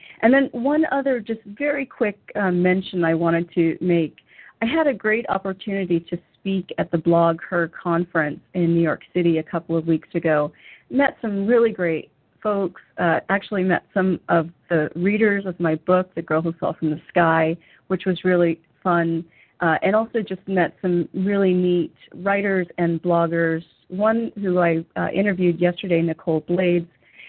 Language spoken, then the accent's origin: English; Germany; which is kind of exciting for me because I grew up in part in Germany.